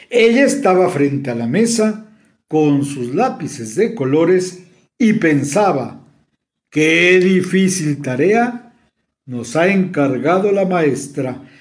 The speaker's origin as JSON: {"language": "Spanish", "region": "Mexico City", "country": "Mexico", "said": "de la Ciudad de México y les envío un cordial saludo."}